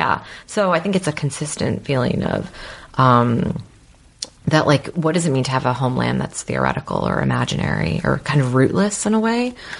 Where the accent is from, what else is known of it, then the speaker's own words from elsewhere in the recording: United States; I totally identify as an American